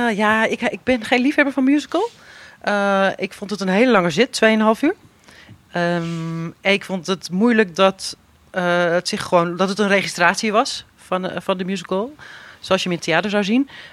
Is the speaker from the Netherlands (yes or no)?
yes; Netherlands